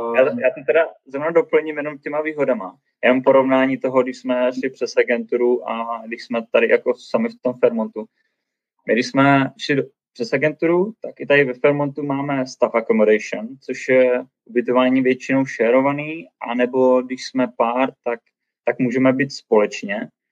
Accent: Brno, South Moravian Region, Czechia; first language Czech; moved away as an adult; now in Banff, Canada; my jsme z Brna

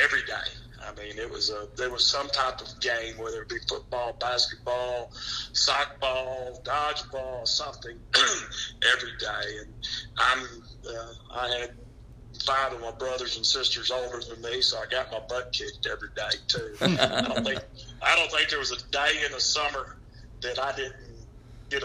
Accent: Killeen, Texas, United States; also born or lived in Gary, Indiana; I grew up in Killeen, Texas

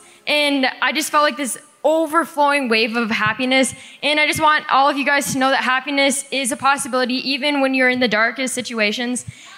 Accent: Minnesota, United States; I'm from Minnesota.

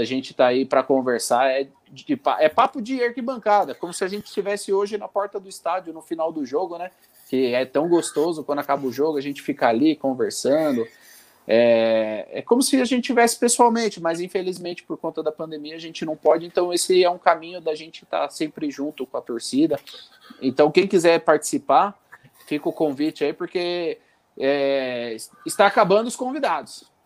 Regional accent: Santo André, São Paulo, Brazil; é criado em Santo André, fui criado, inclusive eu fui criado junto com ele com no Jaçatuba

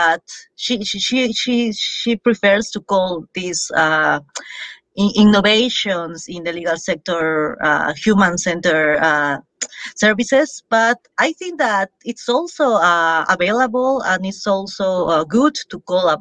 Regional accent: Peru; English is a second language; moved away as an adult; also born or lived in Arequipa, Peru; now in Madrid, Spain; I'm originally from Peru and I studied law

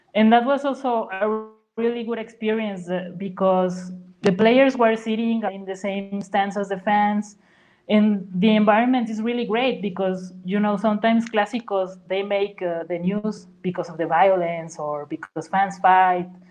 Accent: Huasteca, Mexico; now in San Luis Potosí, Mexico; I'm actually from the Huasteca region, uh, which is like three hours away

